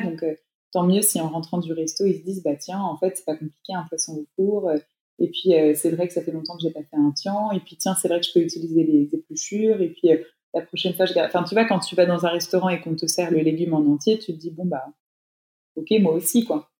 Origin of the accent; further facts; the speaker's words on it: France; chez nous en France